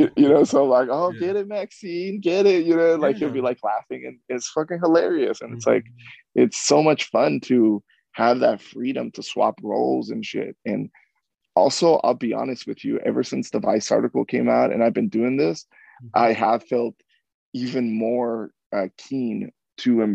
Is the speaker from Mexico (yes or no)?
yes; Mexico; now in United States; I was born in Mexico. I was brought here as a undocumented citizen when I was brought here.